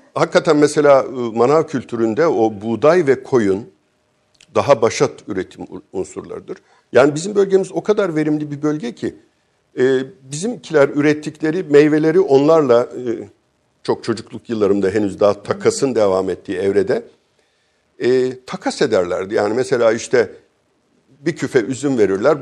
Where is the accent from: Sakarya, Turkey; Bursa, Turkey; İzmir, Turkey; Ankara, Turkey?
Sakarya, Turkey; moved away; Şimdi ben Sakarya'da doğdum. Sakarya'nın bir köyünde doğdum.